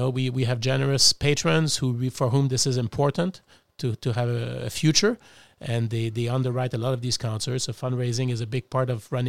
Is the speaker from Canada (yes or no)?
yes; Montreal, Quebec, Canada; also born or lived in Melbourne; now in Cleveland, United States; Exactly, and I'm from Montreal originally.